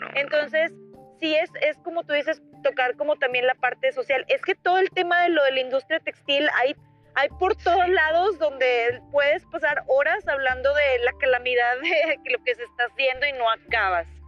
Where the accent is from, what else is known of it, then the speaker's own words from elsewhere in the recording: Monclova, Coahuila, Mexico; moved away as an adult; also born or lived in Monterrey; yo me fui a Monterrey, eh, soy de Monclova, y éramos foráneas